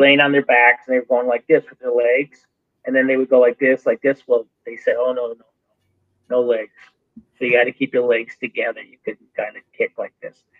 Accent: Wrightsville Beach, North Carolina, United States; my hometown, my little town, Wrightsville Beach

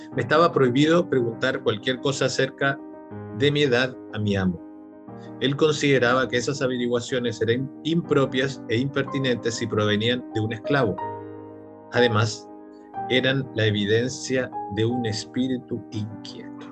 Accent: Chile

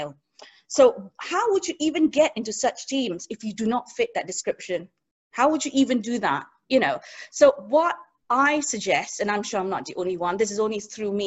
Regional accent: Singapore; moved away; I grew up in Singapore

